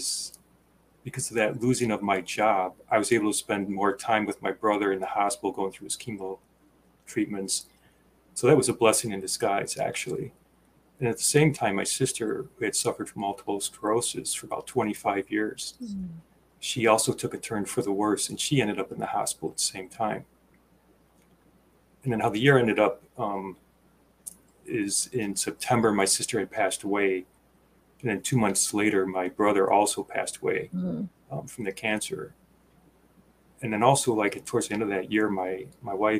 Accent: Chicago, Illinois, United States; moved away as an adult; also born or lived in Wisconsin / Minnesota; now in Rochester, United States; I grew up in the Midwest, in the Chicago area

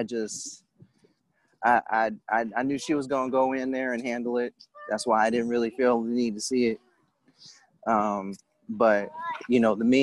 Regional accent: California, United States; as a Californian

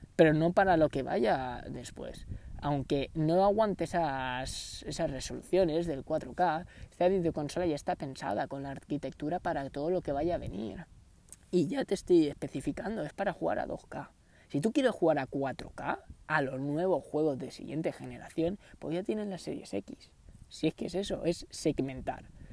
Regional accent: Canary Islands, Spain; yo soy de Canarias

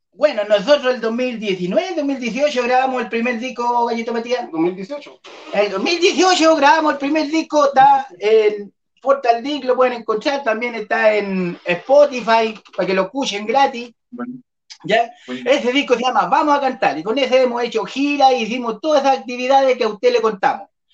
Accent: Malloco, Santiago Metropolitan Region, Chile; toda la gente de Mayoco, mi pueblo natal.

